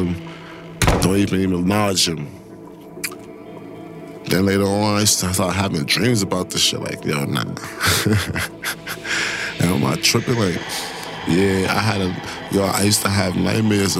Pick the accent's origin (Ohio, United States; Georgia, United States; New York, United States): New York, United States; New York City; I grew up in Brooklyn, New York, East Flatbush to be exact